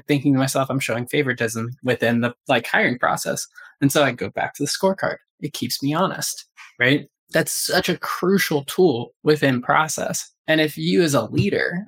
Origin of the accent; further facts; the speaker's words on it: Atlanta, Georgia, United States; I'm from Atlanta